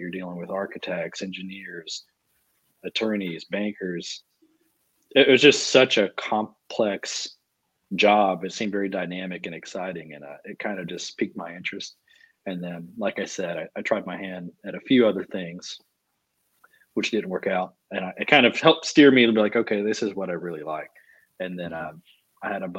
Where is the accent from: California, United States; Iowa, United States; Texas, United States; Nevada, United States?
Texas, United States; Huntsville; I'm from small town. I'm from Huntsville, Texas. You know, it's most famous for having death row and seven prisons. So growing up, there was not much development